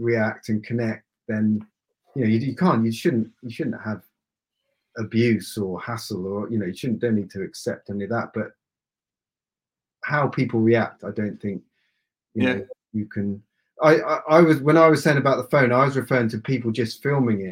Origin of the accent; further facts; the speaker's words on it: Aylesbury, South East England, United Kingdom; I grew up in Aylesbury